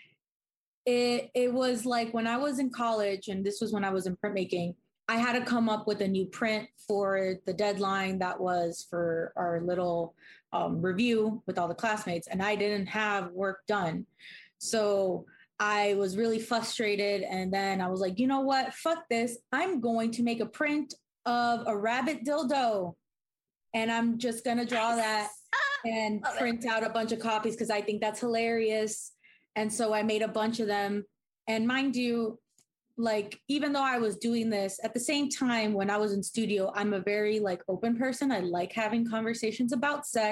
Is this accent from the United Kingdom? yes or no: no; Miami, Florida, United States; moved away as an adult; also born or lived in Kansas City; I'm originally from Miami. I moved over to Kansas City to go to the Art Institute.